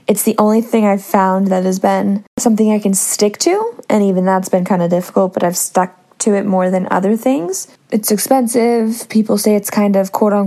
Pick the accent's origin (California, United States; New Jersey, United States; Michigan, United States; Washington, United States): California, United States; Northern; also born or lived in San Diego, California; I am from Northern California